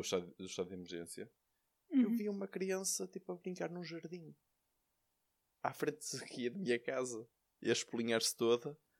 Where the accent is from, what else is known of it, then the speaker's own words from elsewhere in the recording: Valongo, Norte, Portugal; sou, sou de Valongo